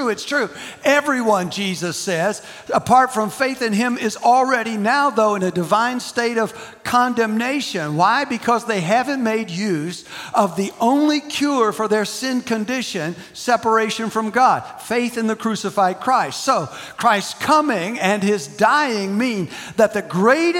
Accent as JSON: {"language": "English", "country": "United States", "said": "being an American"}